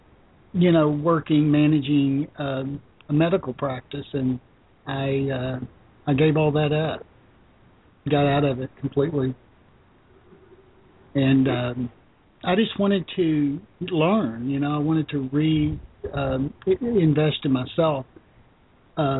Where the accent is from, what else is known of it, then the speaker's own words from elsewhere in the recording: Arkansas, United States; also born or lived in Memphis, Tennessee; Yeah, I was born in Memphis, but I grew up in Arkansas most of my life.